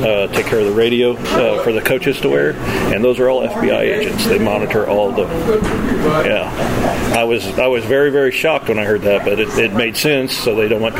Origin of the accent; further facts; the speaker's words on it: Kansas, United States; I grew up in Kansas and in Stratford and then Springfield and small rural areas.